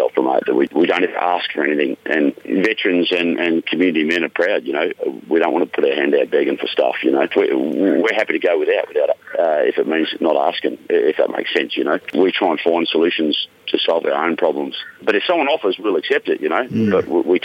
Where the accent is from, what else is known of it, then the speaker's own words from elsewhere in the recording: Mount Isa, Queensland, Australia; I grew up out west in Mount Isa and Kalkadoon country